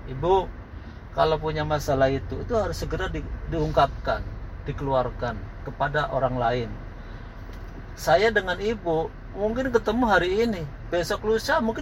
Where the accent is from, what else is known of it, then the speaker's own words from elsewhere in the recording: Cirebon, West Java, Indonesia; saya ini orang Cirebon bu ya kan saya orang Cirebon